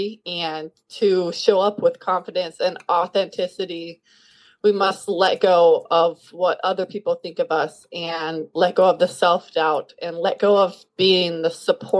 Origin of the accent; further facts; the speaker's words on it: Kansas City, Kansas, United States; I am from Kansas City, Kansas, which is right in the middle of the United States. I grew up on a farm